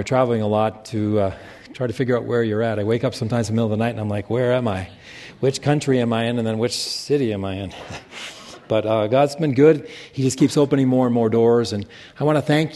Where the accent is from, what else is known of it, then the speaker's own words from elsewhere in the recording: Casper, Wyoming, United States; Casper, Wyoming, which is where I grew up